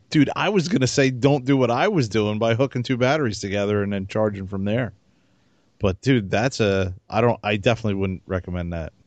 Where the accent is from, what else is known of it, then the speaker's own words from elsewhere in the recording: New Jersey, United States; I was from Jersey